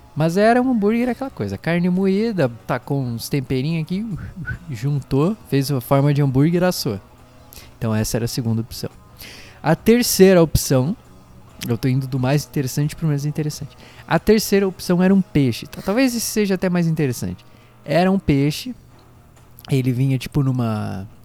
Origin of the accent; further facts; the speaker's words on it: Brazil; a gente é brasileiro